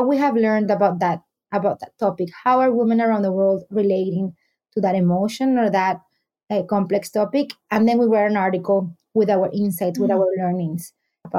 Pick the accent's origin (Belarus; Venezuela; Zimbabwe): Venezuela; also born or lived in New York City; now in Miami, United States; I'm based in Miami. I'm originally from Venezuela